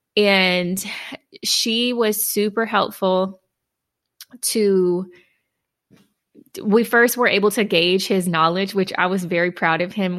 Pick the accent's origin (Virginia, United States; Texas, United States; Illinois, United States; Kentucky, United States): Texas, United States; Houston; now in Dallas-Fort Worth, United States; relocating back to my hometown, Houston